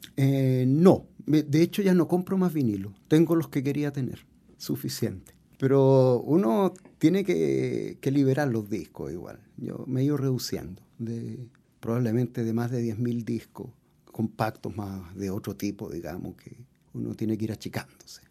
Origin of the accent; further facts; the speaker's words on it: Puerto, Valparaíso, Chile; Yo vengo de Puerto y dentro de mis primeras experiencias musicales estaban los orfeones, las retretas de los días domingo